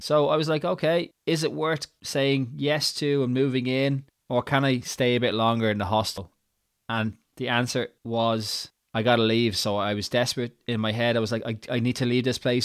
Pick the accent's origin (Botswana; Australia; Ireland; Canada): Ireland; accent: Irish; moved away as an adult; also born or lived in Edinburgh, Scotland; I moved to Edinburgh in Scotland from Ireland